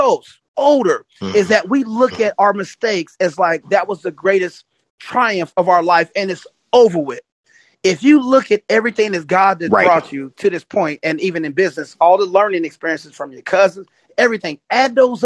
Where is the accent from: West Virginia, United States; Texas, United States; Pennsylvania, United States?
West Virginia, United States; I'm from West Virginia. I'm from West Virginia.